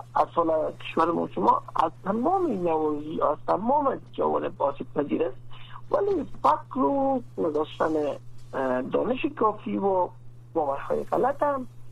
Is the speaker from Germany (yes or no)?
no; Afghanistan; در افغانستان ما